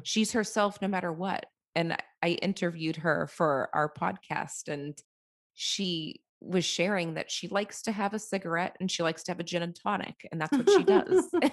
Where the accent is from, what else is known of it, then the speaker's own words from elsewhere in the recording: Boston, Massachusetts, United States; now in Tampa, United States; I'm from Boston, but I live in Tampa, Florida